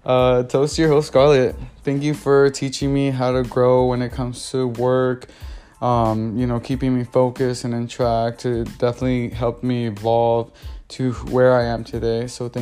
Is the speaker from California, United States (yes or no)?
yes; Los Angeles, California, United States; I'm originally from South Central LA, and I jumped all the way to the valley, living in Woodland Hills, Chatsworth, Van Nuys, moved back down to Torrance, so that's the South Bay area, and West Covina for a little bit.